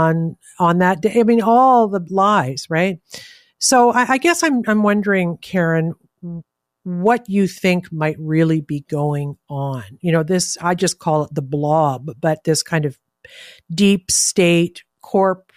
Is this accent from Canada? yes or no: yes; Canada; I'm Canadian.